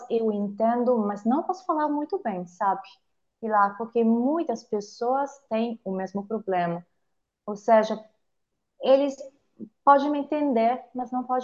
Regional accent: Italy; first language Italian; Portuguese is a second language; sou italiana, moro na Itália, em Roma

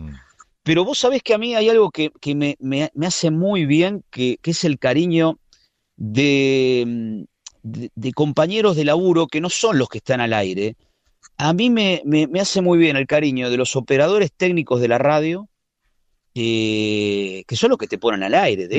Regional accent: Buenos Aires, Argentina; moved away as an adult; now in Spain

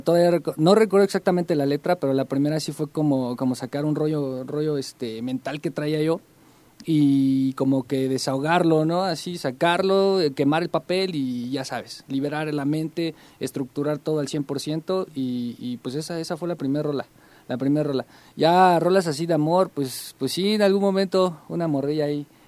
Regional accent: Tolcayuca, Hidalgo, Mexico; now in Pachuca, Mexico; originalmente yo crecí en Tolcayuca

